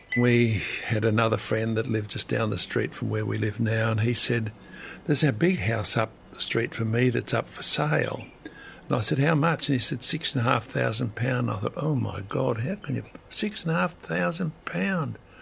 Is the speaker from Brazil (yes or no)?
no; Australia; me being Australian